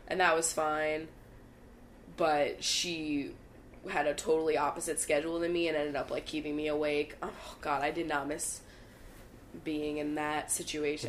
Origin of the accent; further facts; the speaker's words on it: Bucks County, Pennsylvania, United States; Bucks County, which is where I'm from